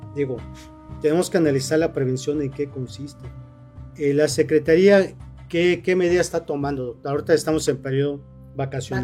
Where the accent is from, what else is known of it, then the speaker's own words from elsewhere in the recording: Morelos, Mexico; somos de Morelos